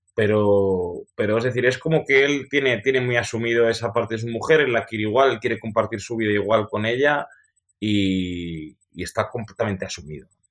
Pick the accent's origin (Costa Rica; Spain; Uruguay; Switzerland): Spain; como somos los españoles